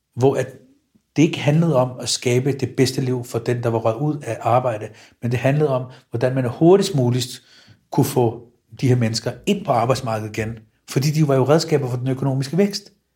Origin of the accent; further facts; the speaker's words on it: Copenhagen, Capital Region of Denmark, Denmark; mit barndomshjem i Stengade 29. Jeg når ud på Nørrebrogade ved Elmegade. Da jeg voksede op